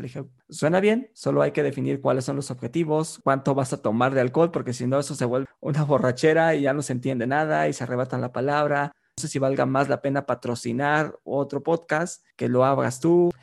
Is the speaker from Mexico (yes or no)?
yes; Mexico; decimos acá en México